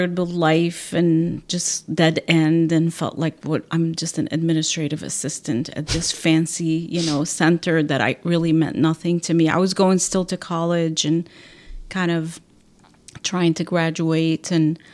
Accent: Aleppo, Aleppo Governorate, Syria; moved away as an adult; now in Ventura County, United States; in Aleppo, Syria, my hometown

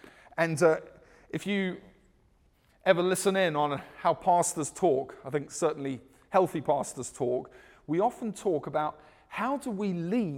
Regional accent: South Africa; also born or lived in United Kingdom; I'm South African and British blended. We don't play American football.

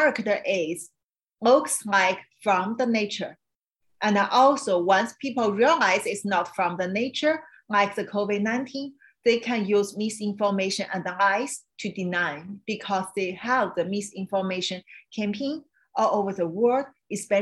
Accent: China; moved away; I understand China because I grew up in China.

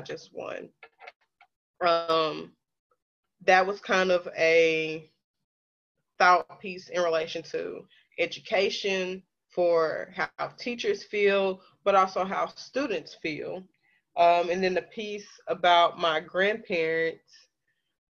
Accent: Pine Bluff, Arkansas, United States; born or raised there; moved away as an adult; now in Little Rock, United States

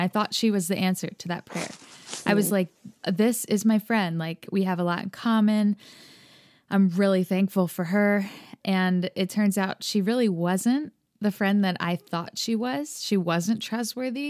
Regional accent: United States; I grew up here in America, if you can tell by my accent.

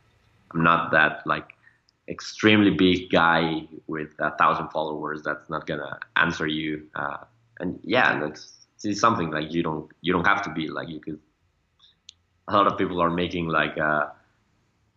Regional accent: Mexico; we are from Mexico

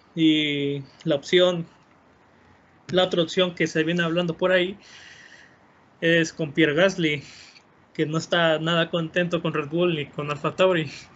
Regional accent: Mexico; como buen mexicano

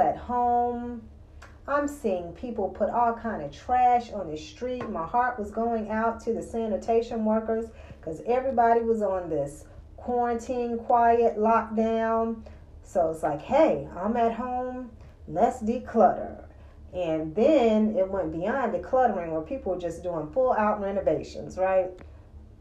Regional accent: the South, United States; growing up in the South

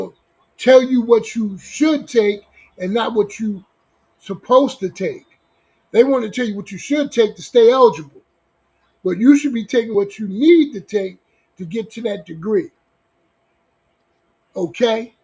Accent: Newark, New Jersey, United States; moved away as an adult; now in Long Beach, United States; I'm born and raised in Newark, New Jersey.

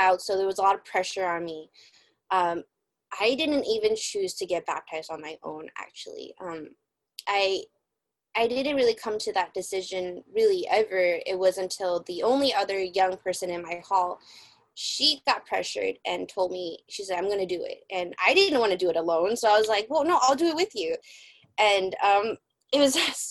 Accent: San Francisco, California, United States; I am born and raised in San Francisco, California, United States

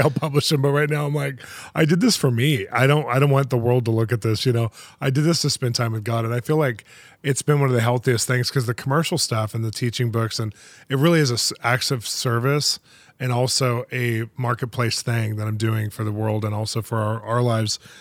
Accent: California, United States; now in Los Angeles, United States; I'm from California

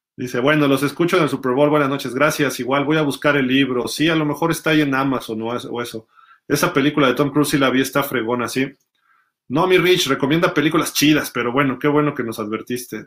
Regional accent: Mexico; somos de México

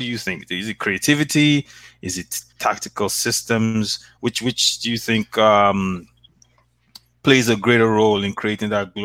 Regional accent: Nigeria; now in Canada; I'm Nigerian

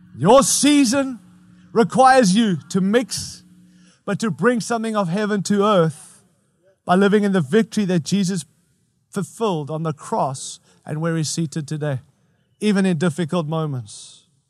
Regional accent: United States; as an American

